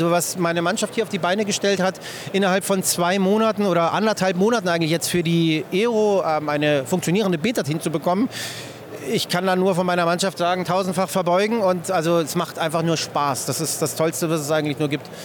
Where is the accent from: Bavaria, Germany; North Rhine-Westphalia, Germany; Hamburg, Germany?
Bavaria, Germany; Nuremberg; Und ich komme aus Nürnberg